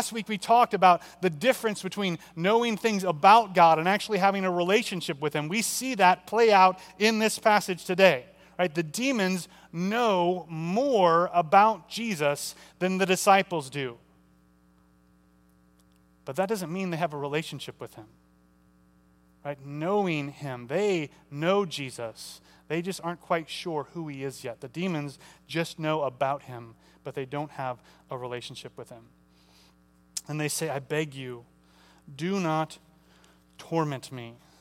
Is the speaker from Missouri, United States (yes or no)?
yes; St. Charles, Missouri, United States; I usually say I'm from St. Charles. I'm from St. Charles, Missouri